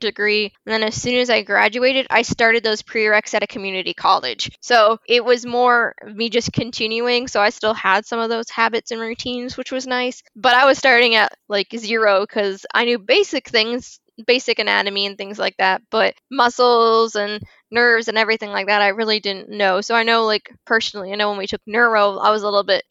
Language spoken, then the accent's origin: English; Florida, United States; I am a Floridian. I was born and raised here in Florida